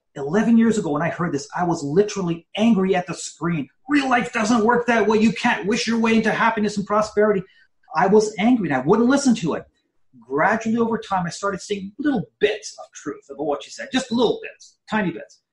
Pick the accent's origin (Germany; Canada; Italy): Canada; I was born in Canada, first generation Canadian, and more than anything, I just wanted to be an average Canadian kid